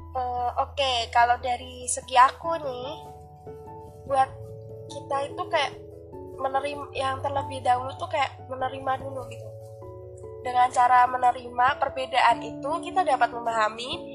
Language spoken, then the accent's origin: Indonesian; Central Java, Indonesia; accent: Central Javanese; aku Jawanya Jawa Tengah